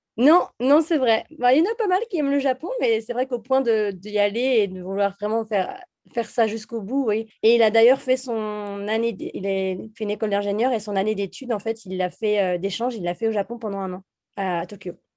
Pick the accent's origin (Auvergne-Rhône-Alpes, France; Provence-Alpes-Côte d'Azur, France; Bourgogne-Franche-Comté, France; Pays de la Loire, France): Bourgogne-Franche-Comté, France; Jura; moved away; also born or lived in Bordeaux; je viens du Jura. En fait, on vient les deux du Jura d'ailleurs, euh, de Franche-Comté. Et mes parents avaient une maison de vacances dans le Jura